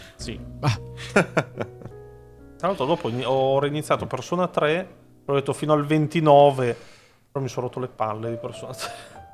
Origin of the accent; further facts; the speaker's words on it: Italy; siamo italiani